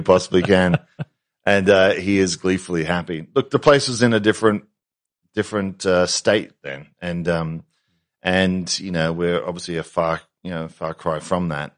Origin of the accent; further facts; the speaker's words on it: Australia; being Australian